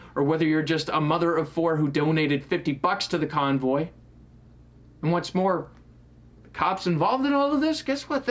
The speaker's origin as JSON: {"language": "English", "region": "New Hampshire", "country": "United States", "tie": "born or raised there", "moved": "yes", "said": "my hometown in New Hampshire"}